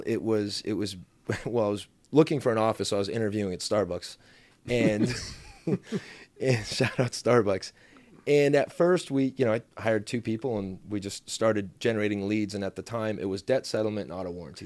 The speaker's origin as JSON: {"language": "English", "town": "Mission Viejo", "region": "California", "country": "United States", "tie": "born or raised there", "said": "I grew up in South Orange County"}